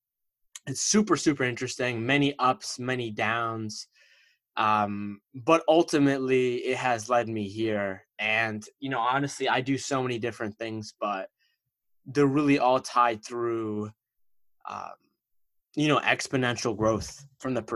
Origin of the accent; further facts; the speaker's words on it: East Coast of America, United States; I'm from the East Coast of America, and my parents came to America from Egypt